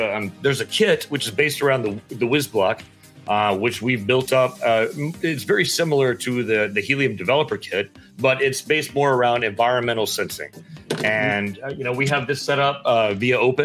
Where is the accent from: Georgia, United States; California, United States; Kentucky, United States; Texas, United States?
Texas, United States; Texas panhandle, United States; I grew up in Texas, up in the panhandle, and I grew up like painting fences, stringing barbed wire, working longhorns